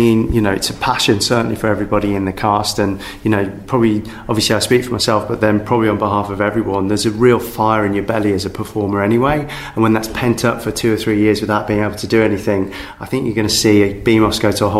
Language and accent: English; Birmingham, West Midlands, United Kingdom; I'm born and bred in Birmingham